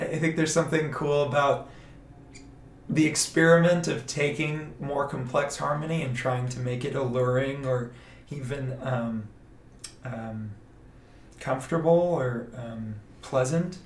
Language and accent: English; Atlanta, Georgia, United States; moved away; also born or lived in Austin, Texas / Plano, Texas; I'm originally from Atlanta, Georgia. We moved to Austin about nine, ten years ago